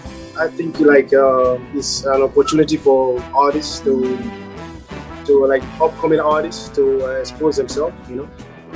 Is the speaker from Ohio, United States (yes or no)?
no; New York City, New York, United States